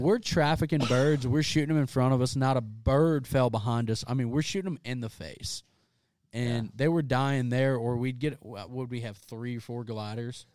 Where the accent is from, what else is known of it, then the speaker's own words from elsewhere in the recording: South Louisiana, United States; I'm from South Louisiana